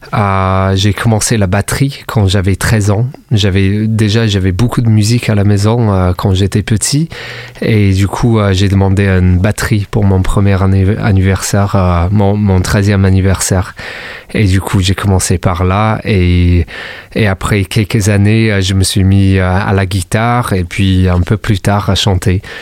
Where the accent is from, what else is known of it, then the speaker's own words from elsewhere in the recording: Swansea, Wales, United Kingdom; French is a second language; moved away as an adult; now in Montpellier, France; je viens de, du Pays de Galles, euh, plus précisément à Swansea. je suis arrivé ici en 2010, en mai 2010